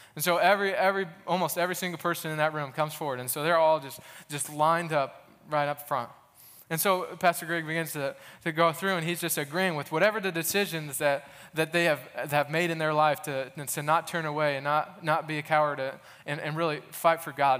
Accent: Goshen, Indiana, United States; now in Muncie, United States; I'm originally from Goshen, Indiana, up north

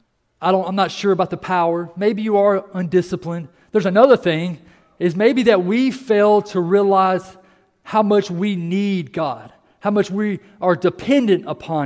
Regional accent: United States; we are an American

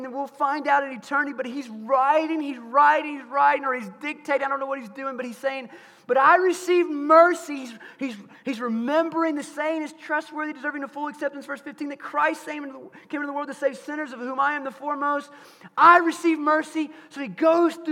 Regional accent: Bryant, United States; my mom and dad had a trophy business when I was growing up in Bryant

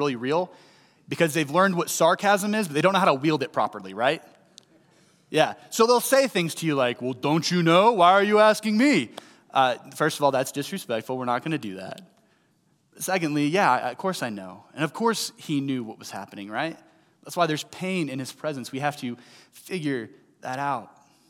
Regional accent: St. Louis, Missouri, United States; I was 8.5 hours southeast of St. Louis, where I grew up in Tennessee.

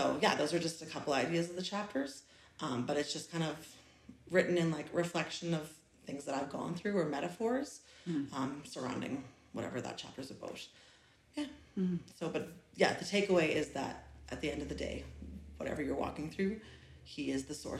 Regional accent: Nova Scotia, Canada; moved away as an adult; now in Grande Prairie, Canada; I'm from Nova Scotia, and I lived there until I was about 22 years old

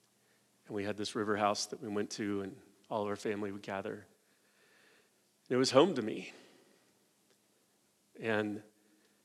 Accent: United States; us as American evangelicals

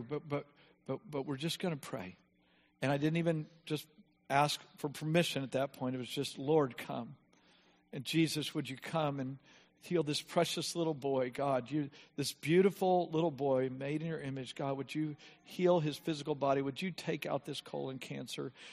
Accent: United States; We're from America

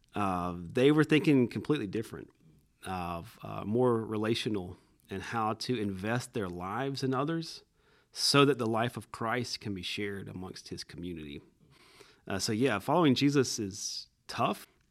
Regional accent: Cordele, Georgia, United States; I'm originally from Cordial, Georgia

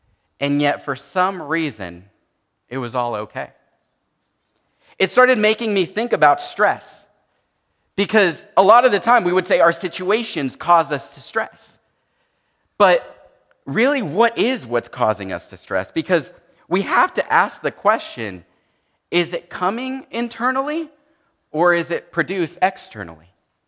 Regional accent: San Jose, California, United States; I grew up in San Jose, but I grew up in a very Hispanic home, and so I know a lot of Spanish

